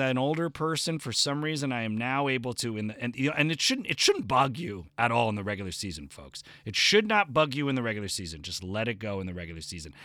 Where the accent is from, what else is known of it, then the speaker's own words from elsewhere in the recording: New Jersey, United States; now in Los Angeles, United States; New Jersey